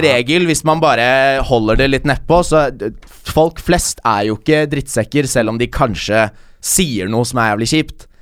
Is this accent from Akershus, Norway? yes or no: yes; Bærum, Akershus, Norway; jeg er jo fra Bærum